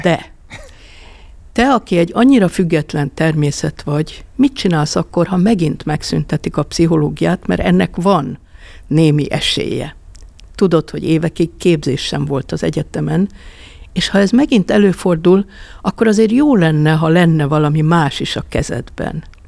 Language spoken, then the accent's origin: Hungarian; Budapest, Hungary; Nagyon jó volt a Svábhegyen gyereknek lenni